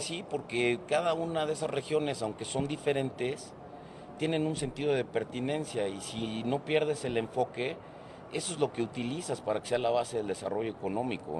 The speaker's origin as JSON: {"language": "Spanish", "country": "Mexico", "said": "los mexicanos"}